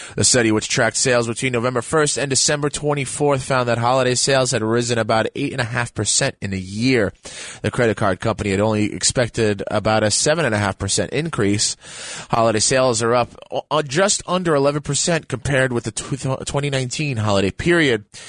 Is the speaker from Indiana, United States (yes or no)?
no; New York City, New York, United States; I'm born and raised in the Bronx